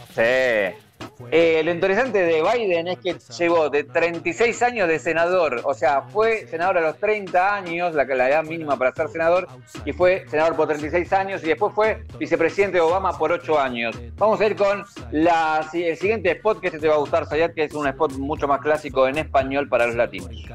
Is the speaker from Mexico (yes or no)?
no; Argentina; a nosotros también como, argentinos